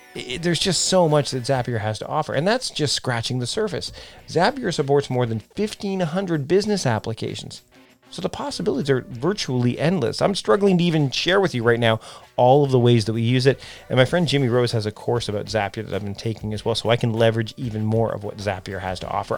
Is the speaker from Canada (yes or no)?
yes; Canada; also born or lived in Vancouver Island, British Columbia; I'm Canadian, so I say Z, not